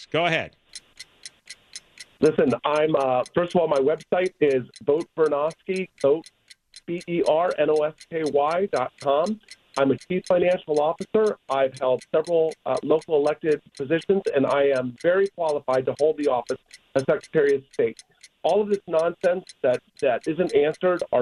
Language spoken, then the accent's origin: English; San Bernardino, California, United States; I'm from San Bernardino.